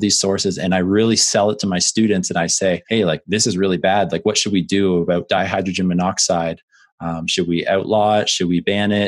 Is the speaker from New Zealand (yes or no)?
no; Canada; obviously being Canadian, growing up and playing professional